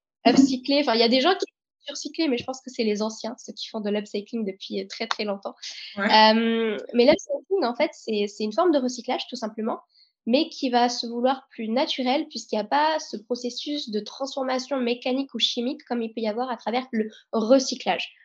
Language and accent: French; France; nous, on est français